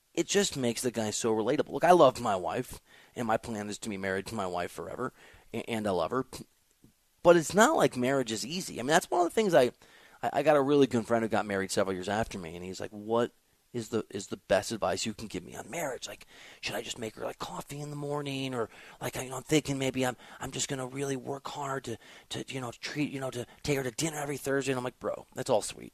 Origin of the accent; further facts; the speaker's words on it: Iowa, United States; also born or lived in Chicago suburbs, Illinois / Missouri; now in Los Angeles, United States; grew up in Iowa and the Chicago suburbs.